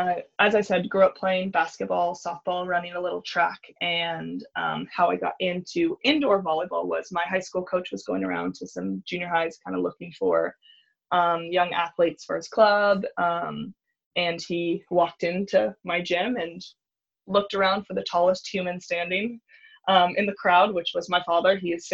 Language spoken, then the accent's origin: English; California, United States; It's funny that how often I hang out at the beach now, and I live in California. I did not grow up on the beach. My family would go camping in San Clemente